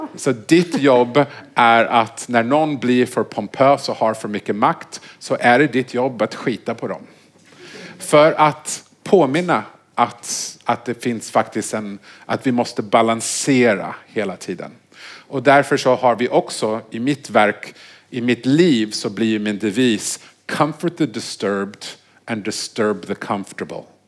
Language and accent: Swedish; Vancouver, British Columbia, Canada; moved away; jag är uppvuxen i Vancouver